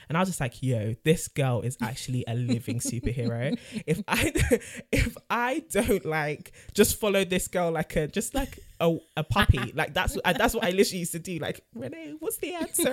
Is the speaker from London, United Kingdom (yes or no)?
yes; London, United Kingdom; born and raised in North London too